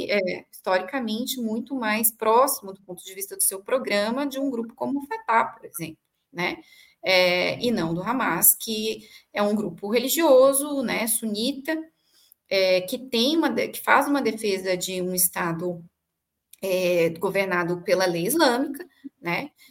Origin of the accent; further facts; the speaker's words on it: Brazil; E o que nós, enquanto brasileiros, enquanto outra nação e, enfim, com outros valores, com outra cultura, faremos na arena internacional em relação a isso.